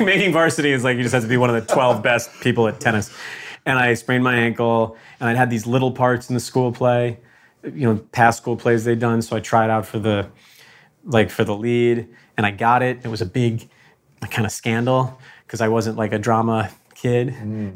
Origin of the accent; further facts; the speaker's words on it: Connecticut, United States; I'm from Connecticut